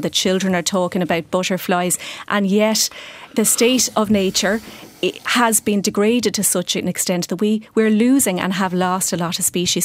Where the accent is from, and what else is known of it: Ireland